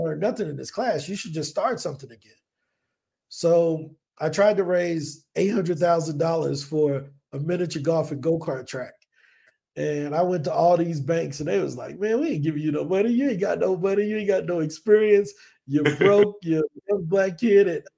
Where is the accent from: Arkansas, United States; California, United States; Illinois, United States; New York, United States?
Illinois, United States; East St. Louis; first language English; moved away as an adult; now in Colombia; I'm originally from East St. Louis, Illinois, born and raised